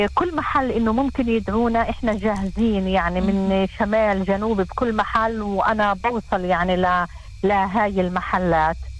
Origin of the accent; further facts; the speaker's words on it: Israel; عندنا في اسرائيل